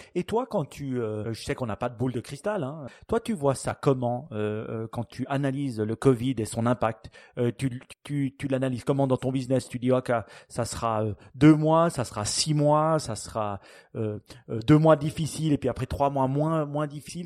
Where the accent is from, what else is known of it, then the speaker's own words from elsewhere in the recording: Switzerland; chez nous en Suisse